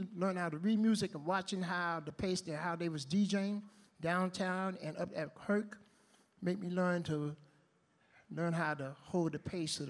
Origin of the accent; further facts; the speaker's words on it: New York City, New York, United States; I'm from originally from Harlem